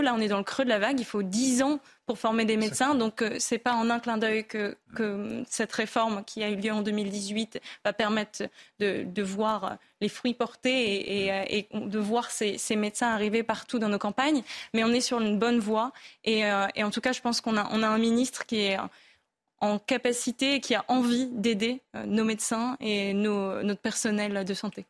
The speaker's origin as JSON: {"language": "French", "area": "Somme, Vimeu", "region": "Hauts-de-France", "country": "France", "tie": "born or raised there", "said": "J'ai grandi et j'habite dans la Somme, dans une Somme rurale, dans le Vimeux"}